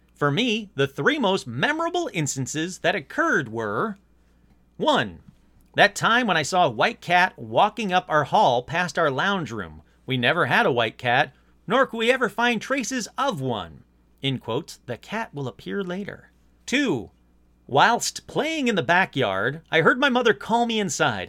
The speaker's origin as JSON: {"language": "English", "region": "Michigan", "country": "United States", "tie": "born or raised there", "said": "my home state of Michigan."}